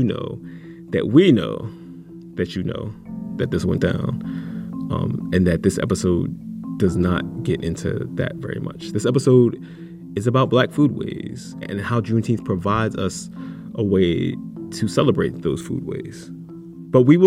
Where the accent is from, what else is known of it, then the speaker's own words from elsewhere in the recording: Philadelphia, Pennsylvania, United States; Black festivals in Philly in mm-hmm. the summertime, like Odun Day, which is this, you know, gigantic festival that is literally around the corner from the house I grew up